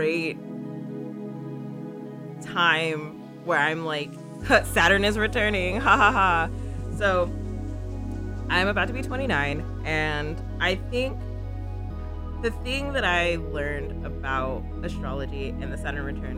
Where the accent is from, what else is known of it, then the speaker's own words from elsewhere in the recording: Phoenix, Arizona, United States; I was actually raised in a conservative state. I'm from Phoenix, y'all. Phoenix, Arizona.